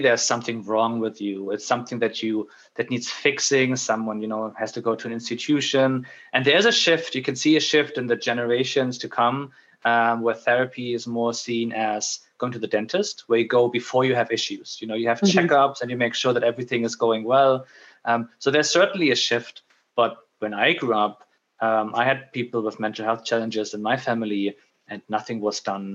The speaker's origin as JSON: {"language": "English", "country": "Germany", "also_born_or_lived": "Middle East / Netherlands / United Kingdom", "moved": "as an adult", "lives_now": "Dublin, Ireland", "said": "I moved away from Germany"}